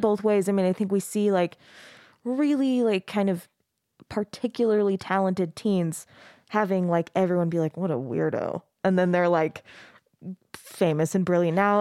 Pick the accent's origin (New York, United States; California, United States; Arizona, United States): Arizona, United States; now in Utah, United States; I grew up in Arizona